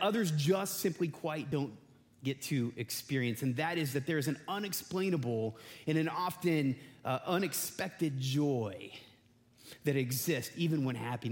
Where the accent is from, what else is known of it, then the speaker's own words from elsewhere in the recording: Indiana, United States; now in West Michigan, United States; I'm from God's country, Indiana